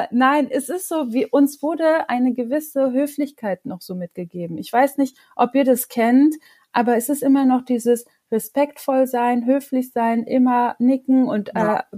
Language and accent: German; Monheim, North Rhine-Westphalia, Germany; Manchmal sage ich, bin, ich bin aus Monheim oder ich bin gewürdigte Düsseldorferin